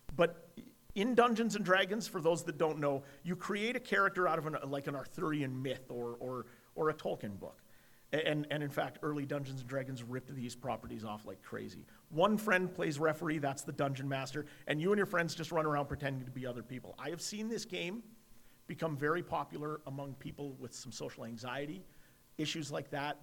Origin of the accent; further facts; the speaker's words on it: Edmonton, Alberta, Canada; I'm an Irish Catholic kid from Edmonton